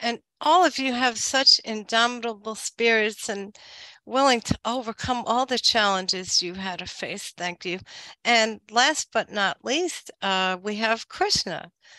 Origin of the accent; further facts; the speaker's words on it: New York, United States; now in Maryland, United States; I'm originally from New York, but I live in Maryland now.